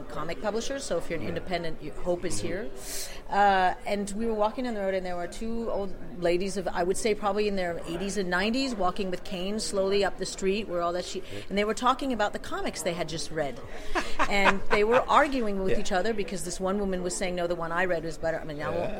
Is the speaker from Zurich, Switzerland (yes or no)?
no; Geneva, Switzerland; moved away; I was raised in Geneva